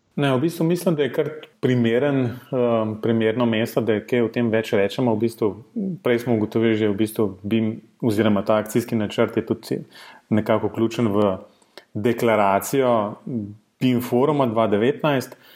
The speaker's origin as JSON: {"language": "Slovenian", "country": "Slovenia"}